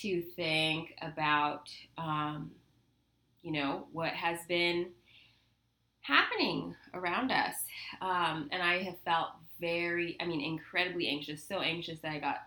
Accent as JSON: {"language": "English", "region": "Southern California", "country": "United States", "tie": "born or raised there", "said": "growing up in Southern California, which is like the liberalist of the liberal"}